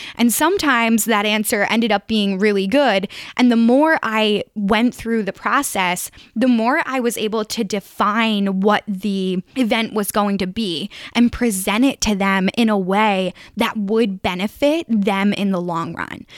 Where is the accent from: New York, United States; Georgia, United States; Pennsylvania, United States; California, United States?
Pennsylvania, United States; greater Philadelphia area; moved away as an adult; also born or lived in Harrisonburg; if I was doing this at home, you know, maybe I could call my grandfather. I, like, I know people in the greater Philadelphia area